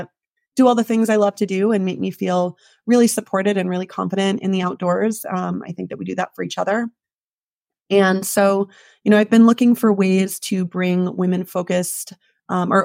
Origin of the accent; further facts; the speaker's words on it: New Hampshire, United States; moved away as an adult; also born or lived in Jackson, Wyoming; now in Alpine, United States; I am originally from the East Coast, from up in New Hampshire